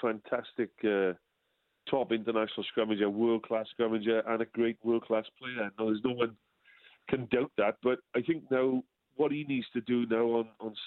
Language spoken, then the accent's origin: English; Wales, United Kingdom; I being a bit old school as a Welshman